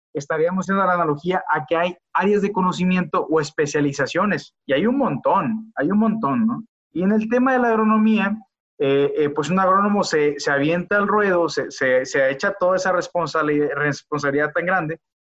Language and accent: Spanish; Culiacán, Sinaloa, Mexico; now in León, Mexico; soy originario de Culiacán, Sinaloa. soy ingeniero de profesión. actualmente radico en León, Guanajuato